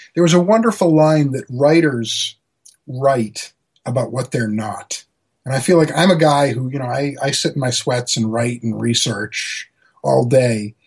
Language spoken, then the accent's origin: English; Maryland, United States; Annapolis, where uh, my home state